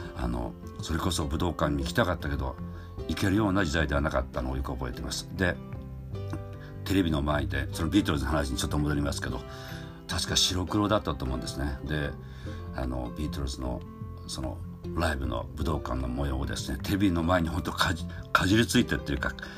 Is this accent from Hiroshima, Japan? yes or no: yes; Hatsukaichi, Hiroshima, Japan; 僕の生まれ故郷の、えー、広島県の廿日市市今は廿日市市と言いますけどその当時は広島県佐伯郡廿日市町というね